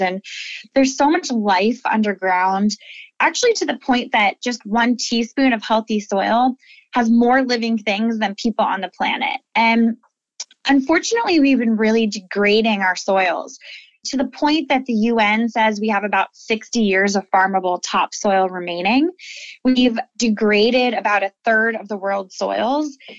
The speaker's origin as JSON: {"language": "English", "town": "Lancaster", "region": "Pennsylvania", "country": "United States", "tie": "born or raised there", "said": "I'm the 10th generation of my family to live here in Lancaster"}